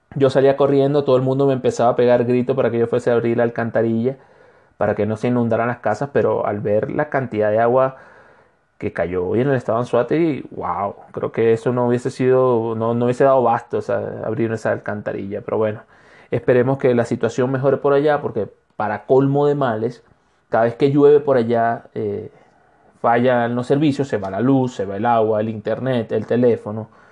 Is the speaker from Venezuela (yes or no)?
yes; Barcelona, Anzoátegui, Venezuela; now in Ecuador; Barcelona, estado Anzuategui, que es donde, de donde yo soy, con mucho orgullo.